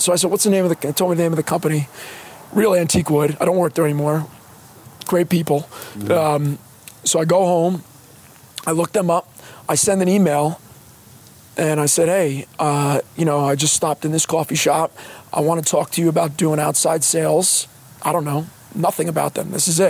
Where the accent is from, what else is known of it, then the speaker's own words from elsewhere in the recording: Fords, New Jersey, United States; also born or lived in Woodbridge; now in Plainfield, United States; Middlesex County, Woodbridge. I'm from Fords, but... nobody's ever heard of Fords. Ford's Jeweler. There you go. Yeah. There you go. That would be the claim to fame of Fords.